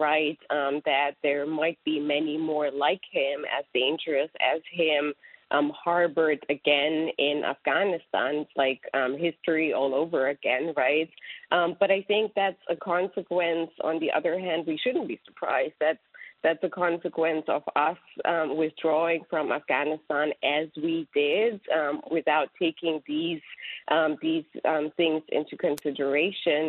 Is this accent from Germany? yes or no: yes; Germany; now in United States; I'm a proud European. I grew up in Germany